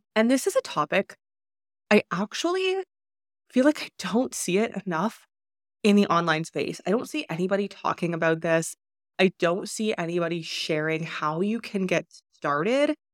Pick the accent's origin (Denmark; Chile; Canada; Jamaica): Canada; moved away as an adult; I was born in Canada, and because of that, I was default a Canadian resident. I lived there